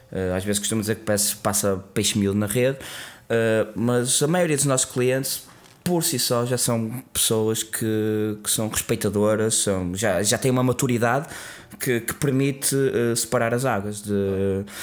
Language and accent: Portuguese; Norte, Portugal; E ainda para mais, a sendo Transmontana gosta de cervejas fortes.